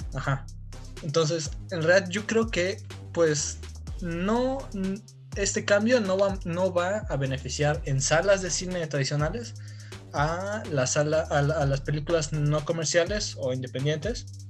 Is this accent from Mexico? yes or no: yes; Tapachula, Chiapas, Mexico; yo soy de Tapachula, Chiapas